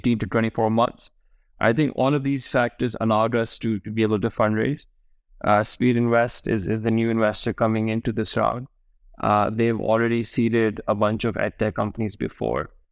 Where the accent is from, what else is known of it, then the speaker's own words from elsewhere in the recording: Karachi, Sindh, Pakistan; moved away as an adult; also born or lived in United Kingdom; I was born and raised in Karachi